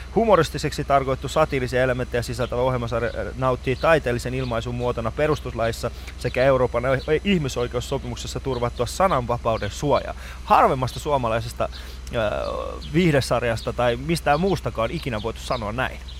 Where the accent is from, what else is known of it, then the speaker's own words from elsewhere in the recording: Kuopio, North Savo, Finland; mä oon Kuopiosta nimenomaisesti